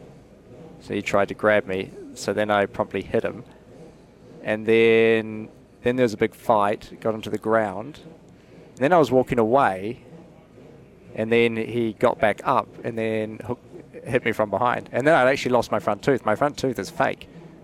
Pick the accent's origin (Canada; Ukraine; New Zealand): New Zealand; Whanganui, Manawatū-Whanganui; I was born in Whanganui or Whanganui.